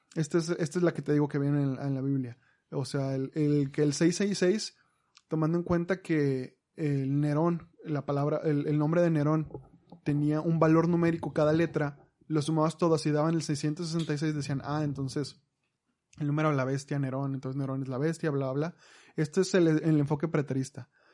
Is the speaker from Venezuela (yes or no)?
no; Mexico; Nosotros como mexicanos